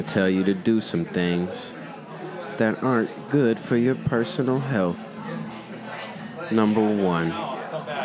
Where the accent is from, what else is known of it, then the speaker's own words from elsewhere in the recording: Chicago, Illinois, United States; I was born in Chicago, raised in Chicago, Morgan Park, 115th and Vincennes